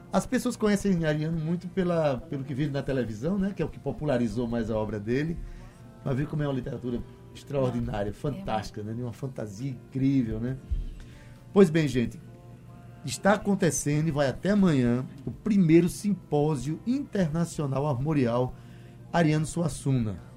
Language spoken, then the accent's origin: Portuguese; Itabaiana, Paraíba, Brazil; Nasceu lá na minha cidade, lá em Itabaiana, Academia de Cordel.